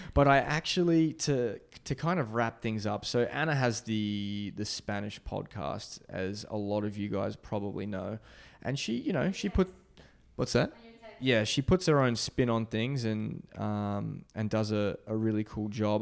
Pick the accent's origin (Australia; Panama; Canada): Australia; moved away; my home country of Australia